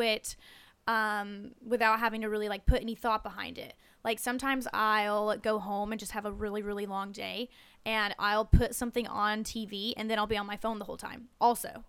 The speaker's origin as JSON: {"language": "English", "town": "Wilkesboro", "region": "North Carolina", "country": "United States", "moved": "yes", "said": "I'm from a small town called Wilkesboro. It's about forty-five minutes out of Winston"}